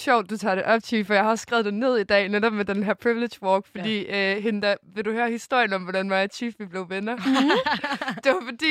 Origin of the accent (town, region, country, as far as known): Denmark